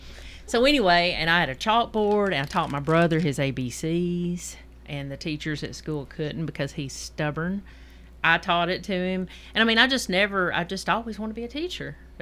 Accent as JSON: {"language": "English", "town": "Decherd", "region": "Tennessee", "country": "United States", "tie": "born or raised there", "said": "I'm from Franklin County."}